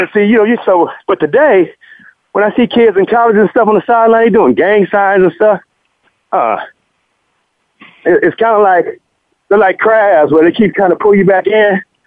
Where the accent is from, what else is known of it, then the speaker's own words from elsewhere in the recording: Compton, California, United States; growing up in Compton